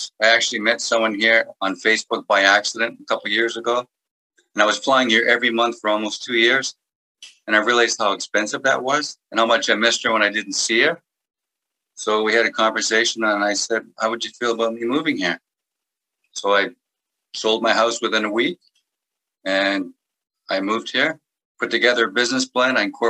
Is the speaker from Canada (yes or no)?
no; England, United Kingdom; English is a second language; I'm an English person speaking French with a little bit of an accent.